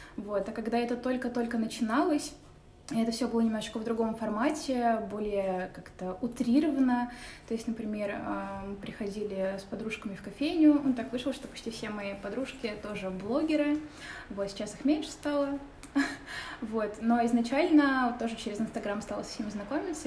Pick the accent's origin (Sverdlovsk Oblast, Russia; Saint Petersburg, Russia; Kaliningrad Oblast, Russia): Saint Petersburg, Russia; я родилась в Петербурге, коренной житель